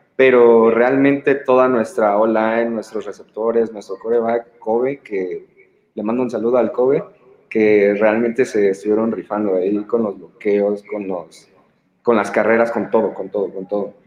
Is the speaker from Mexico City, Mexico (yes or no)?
no; Cuautla, Morelos, Mexico; soy de allá, de Cuautla, de los Mandriles.